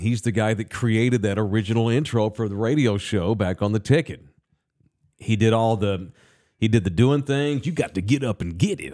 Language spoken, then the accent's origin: English; Texas, United States; I'm from here. I'm from the Metro Sex